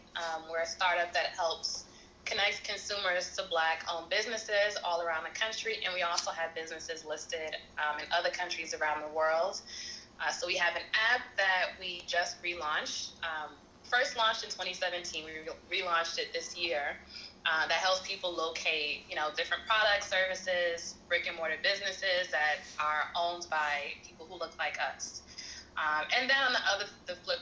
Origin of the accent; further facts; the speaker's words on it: New York City, New York, United States; I'm born and raised in Brooklyn, New York